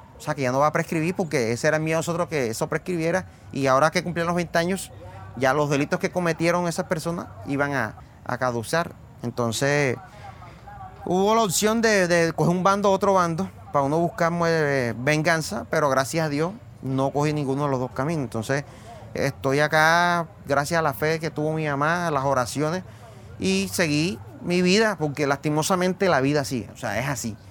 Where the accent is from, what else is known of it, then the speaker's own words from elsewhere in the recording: San Juan Nepomuceno, Bolívar, Colombia; Tengo 40 años y soy de San Juan de Pomoceno, Bolívar.